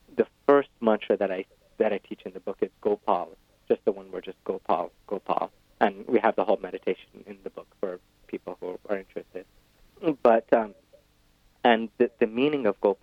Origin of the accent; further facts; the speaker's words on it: West Bengal, India; I grew up in West Bengal, the most likely place in the world to be eaten by a tiger in India.